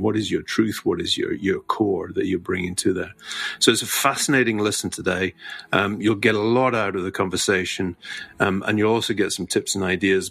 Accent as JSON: {"language": "English", "region": "Scotland", "country": "United Kingdom", "said": "as a Scotsman"}